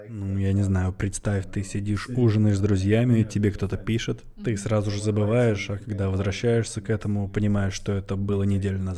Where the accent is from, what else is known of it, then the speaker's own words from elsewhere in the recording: Germany; born there; also born or lived in Portugal / Brussels, Belgium; я родился в Германии, мне 35 лет. Последние 15 лет я живу в Германии. Я заканчивал школу в Португалии. До этого я жил в Брюсселе.